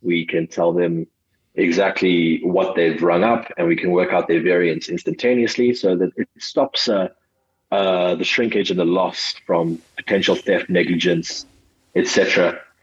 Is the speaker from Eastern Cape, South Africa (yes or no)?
no; Johannesburg, Gauteng, South Africa; also born or lived in KwaZulu-Natal / Cape Town; I was born in uh, Johannesburg, South Africa